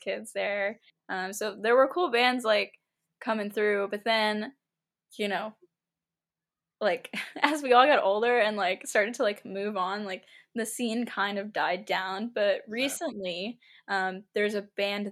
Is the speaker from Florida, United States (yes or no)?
no; Wichita Falls, Texas, United States; moved away as an adult; now in Dallas, United States; I'm from Wichita Falls, and then like a few years ago I moved to Dallas